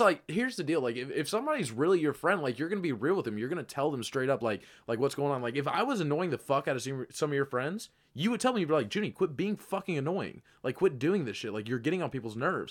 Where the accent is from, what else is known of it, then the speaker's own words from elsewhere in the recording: Kentucky, United States; moved away; I'm from Kentucky